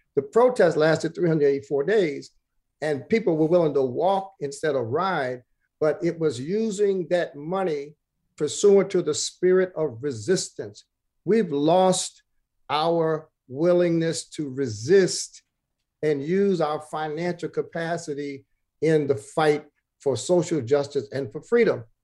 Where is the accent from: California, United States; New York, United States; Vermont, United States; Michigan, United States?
New York, United States; New York City; the third was over in Bed-Stuy where I was born on Jefferson.